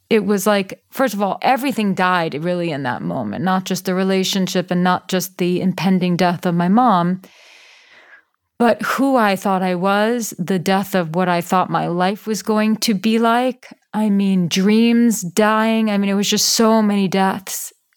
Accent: New York City, New York, United States; I grew up in New York City. I grew up in Manhattan

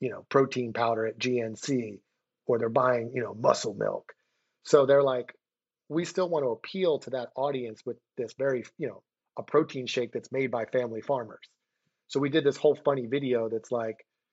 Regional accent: Philadelphia, Pennsylvania, United States; moved away; I moved back to my hometown of Philadelphia

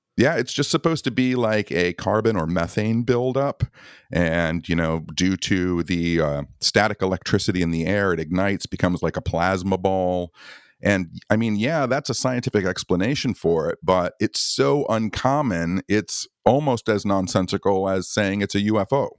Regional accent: Michigan, United States; I'm from Michigan

